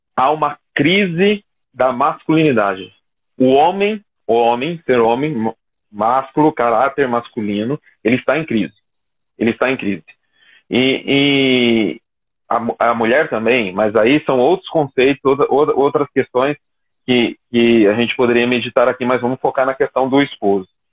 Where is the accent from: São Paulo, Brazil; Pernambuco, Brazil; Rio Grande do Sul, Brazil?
São Paulo, Brazil; Jacareí; sou aqui de Jacareí